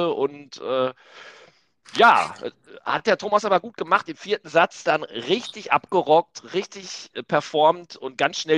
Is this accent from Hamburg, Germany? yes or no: yes; Hamburg, Germany; Aber äh, als Hamburger geht das nicht.